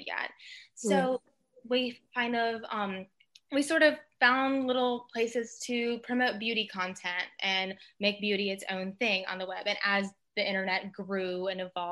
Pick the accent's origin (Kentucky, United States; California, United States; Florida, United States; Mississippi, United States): Mississippi, United States; I grew up in Mississippi and I'm half Filipino